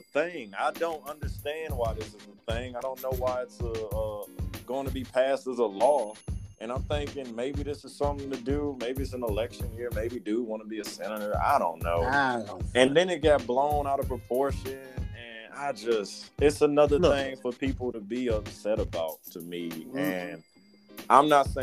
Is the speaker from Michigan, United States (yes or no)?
yes; Detroit, Michigan, United States; growing up in Detroit